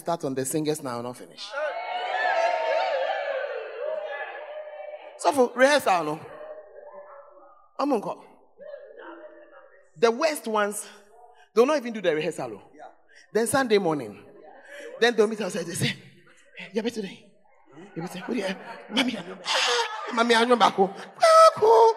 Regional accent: Accra, Greater Accra, Ghana; I'm from Accra

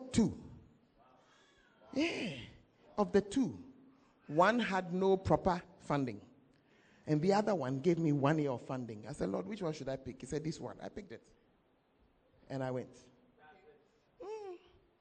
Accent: Accra, Greater Accra, Ghana; moved away; I am from Accra. I have not lived there for the past 30-something years

